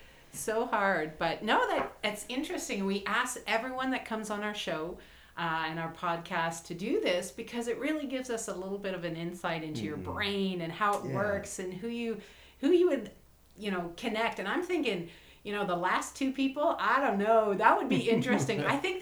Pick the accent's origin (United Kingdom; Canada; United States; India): Canada; moved away; like other movers and shakers, I'm a transplant from Canada.